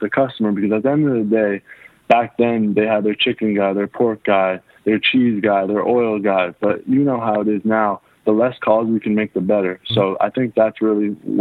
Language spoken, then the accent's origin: English; Miami, Florida, United States; I was born and raised in Miami, Florida